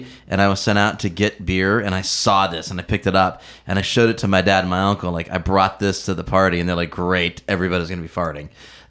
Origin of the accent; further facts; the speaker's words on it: Youngstown, Ohio, United States; I'm from Northeast Ohio, the Youngstown area.